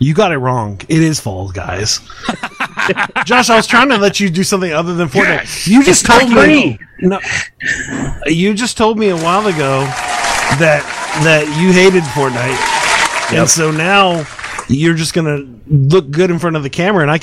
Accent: Texas, United States; I am from Texas

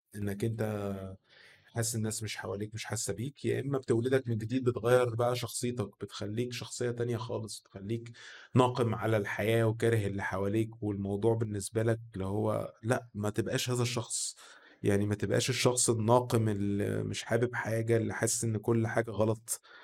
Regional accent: Egypt; عندنا في مصر هنا

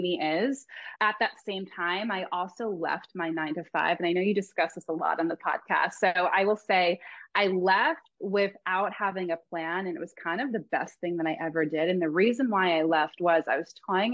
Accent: Long Island, New York, United States; now in Laguna Beach, United States; I'm originally from Long Island, New York

